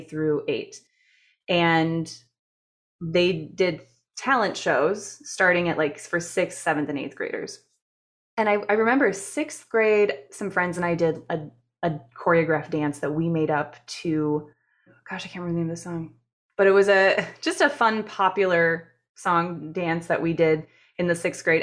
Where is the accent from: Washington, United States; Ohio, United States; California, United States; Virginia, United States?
Ohio, United States; Canton; I was born and raised in Canton, Ohio